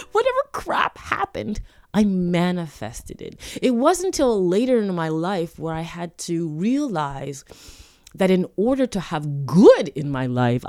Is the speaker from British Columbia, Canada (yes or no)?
no; Toronto, Ontario, Canada; I grew up in Toronto, Canada, and Scarborough.